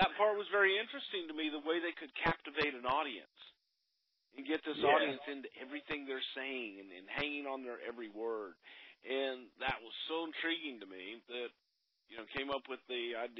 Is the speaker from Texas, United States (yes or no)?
yes; Texas, United States; growing up in Texas